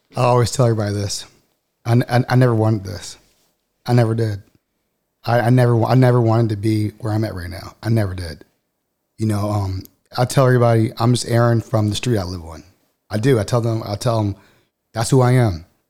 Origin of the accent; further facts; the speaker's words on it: Baltimore, Maryland, United States; moved away as an adult; also born or lived in Texas; I grew up in Baltimore